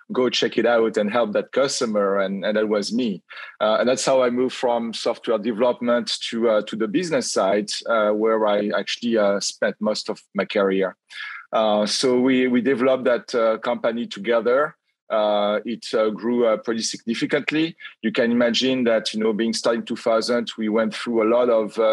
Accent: France; accent: French; English is a second language; moved away as an adult; also born or lived in Lyon, France / Cairo, Egypt; I graduated as a computer scientist in France, as everybody will hear from my accent.

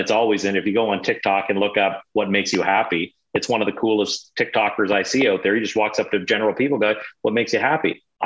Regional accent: Montreal, Quebec, Canada; I was born in Montreal

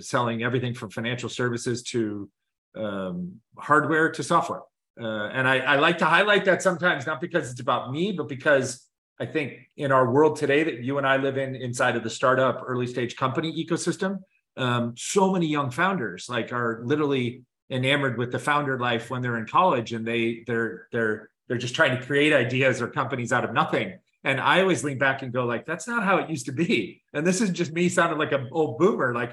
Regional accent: Chicago, Illinois, United States; moved away as an adult; also born or lived in Tempe, Arizona; now in Los Angeles, United States; born and raised in Chicago, not an original West Coaster

